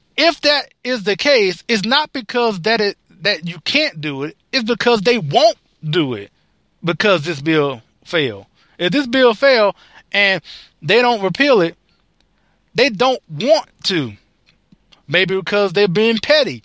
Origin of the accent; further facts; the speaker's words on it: United States; I, as an American